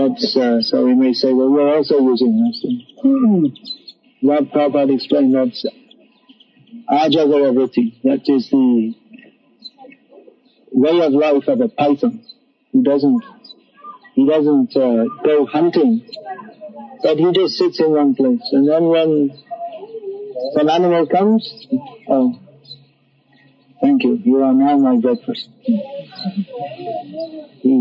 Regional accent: England, United Kingdom; when I was a kid growing up in England

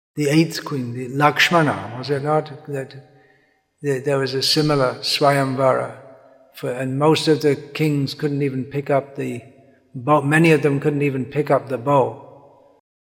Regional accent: England, United Kingdom; growing up in England

